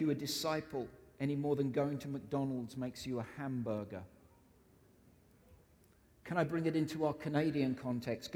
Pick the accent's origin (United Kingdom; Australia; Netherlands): United Kingdom; I'm British